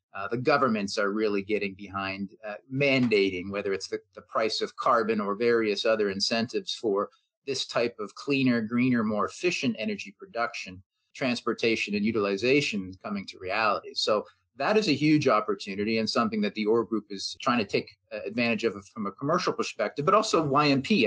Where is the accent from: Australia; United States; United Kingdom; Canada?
Canada; being a Canadian, being based here